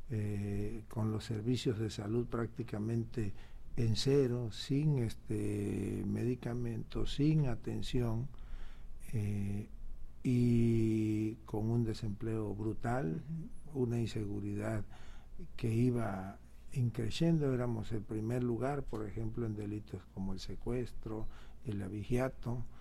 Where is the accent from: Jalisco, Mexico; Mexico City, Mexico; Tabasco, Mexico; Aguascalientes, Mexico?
Tabasco, Mexico; somos privilegiados los tabasqueños por haber nacido o habernos criado aquí entre tanta agua. Es un estado, y no es porque seamos tabasqueños, pero es un estado hermoso.